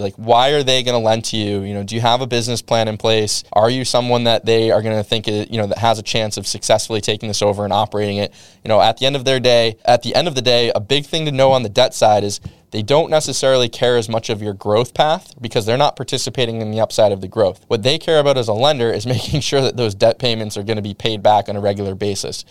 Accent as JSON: {"language": "English", "region": "New England", "country": "United States", "said": "I'm from New England"}